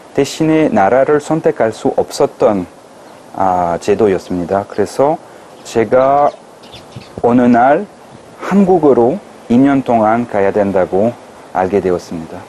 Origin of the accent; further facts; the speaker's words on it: France; Korean is a second language; moved away as an adult; now in South Korea; 프랑스 사람으로서는